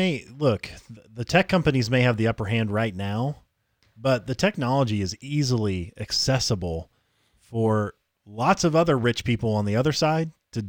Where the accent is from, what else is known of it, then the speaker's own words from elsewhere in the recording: Tennessee, United States; You know, we're from Tennessee. You could say y'all.